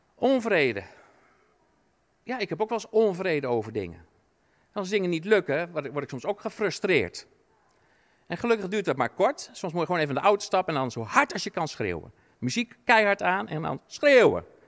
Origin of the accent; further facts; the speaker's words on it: Netherlands; als Nederlander